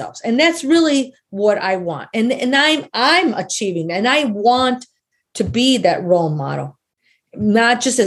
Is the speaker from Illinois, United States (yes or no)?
yes; Chicago, Illinois, United States; moved away as an adult; I'm from Chicago and I'm staying out here in the middle of nowhere